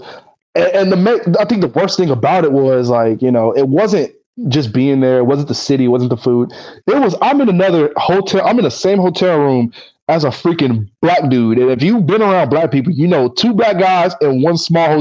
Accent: Huntsville, Alabama, United States; moved away as an adult; now in Poland; I'm from Huntsville, Alabama

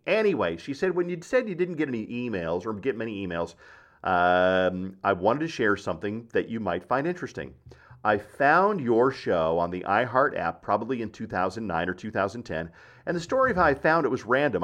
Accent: Black Forest, Colorado, United States; I'm a kid from Black Forest, Colorado, who growing up traveled in a Volkswagen

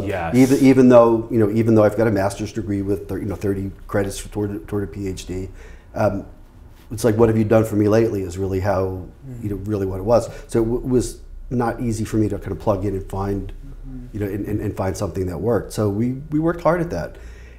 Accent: New York, United States; funny thing is that in my family, I'm the least New Yorker of all of my family. I mean, I I've lost my accent, and I'm not as out there.

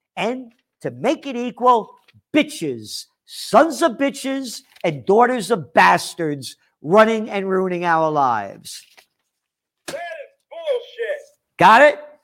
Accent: New York City, New York, United States; And my heart is American, born in the Bronx

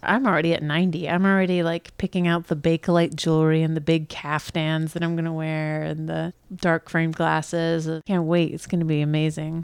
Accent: New York, United States; as a New Yorker

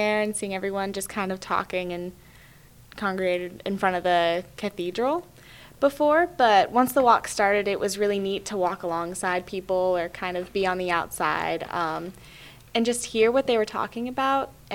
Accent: Nashville, Tennessee, United States; I am from Nashville, Tennessee. I grew up there

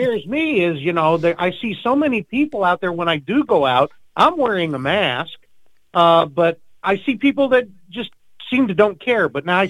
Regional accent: Virginia, United States; I've got a friend I grew up with in Virginia

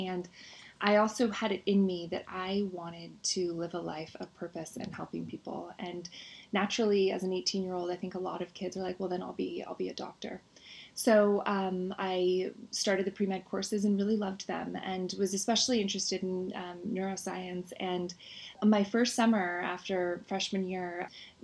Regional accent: Marin County, California, United States; also born or lived in Oakland / San Francisco; I was born in Oakland, then we moved to San Francisco, and I spent the majority of my childhood, though, in Marin County.

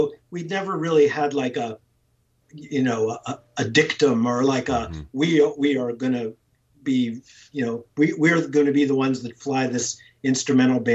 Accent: Johnstown, Pennsylvania, United States; moved away as an adult; also born or lived in Eugene, Oregon / Portland, Oregon; I was born in Johnstown, Pennsylvania.

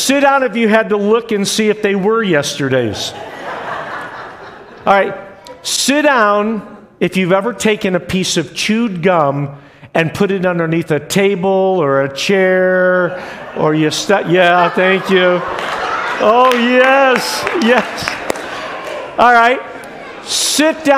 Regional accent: New York, United States; moved away; also born or lived in Westfield, New York / Buffalo, New York / Liverpool, New York; But I was born in Westfield, New York. Then my dad was pastoring in Buffalo, New York. And then we moved to all places, Liverpool, New York.

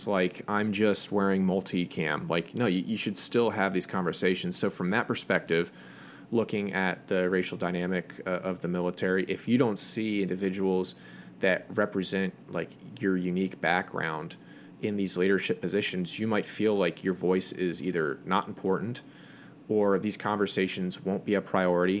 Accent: United States

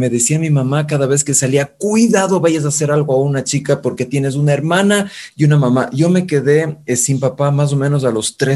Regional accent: Quito, Pichincha, Ecuador; also born or lived in Mexico; yo soy quiteño de cepa, nací en la famosa clínica Mosquera en ese tiempo

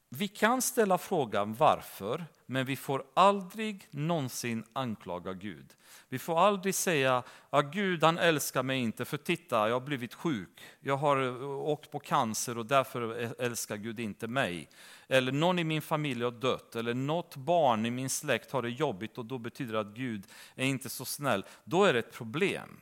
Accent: Romania; now in Sweden; församlingen som jag växte upp i Rumänien

